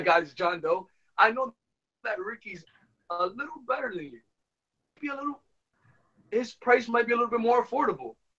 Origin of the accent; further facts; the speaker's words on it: New York City, New York, United States; also born or lived in Miami; I'm from New York